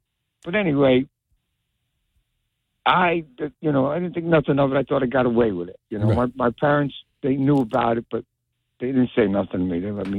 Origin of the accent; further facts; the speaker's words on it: Union, New Jersey, United States; I'm from Union too.